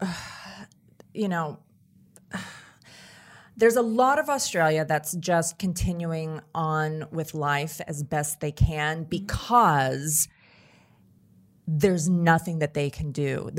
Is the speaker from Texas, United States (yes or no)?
no; Tennessee, United States; my home state of Tennessee